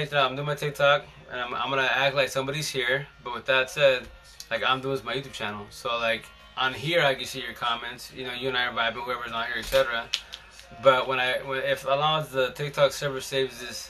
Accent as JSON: {"language": "English", "town": "Seattle", "region": "Washington", "country": "United States", "said": "I'm a socialist from Seattle"}